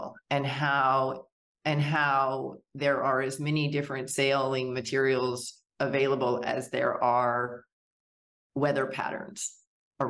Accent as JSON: {"language": "English", "region": "Wyoming", "country": "United States", "tie": "born or raised there", "also_born_or_lived": "Arkansas", "moved": "yes", "said": "my father's business moved us to Wyoming"}